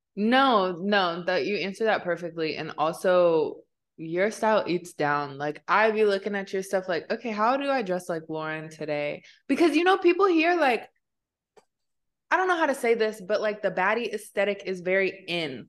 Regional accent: Midwest, United States; also born or lived in Kansas City; growing up in the Midwest, where it's like, we didn't grow up with access to a lot of things

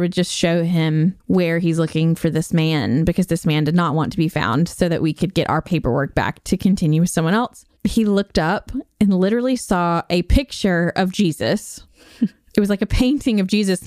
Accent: Nashville, Tennessee, United States; Nashville, Tennessee

